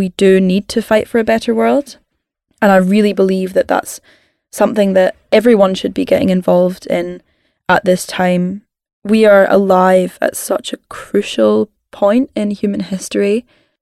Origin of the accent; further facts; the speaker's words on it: Scotland, United Kingdom; I'm a Scottish climate campaigner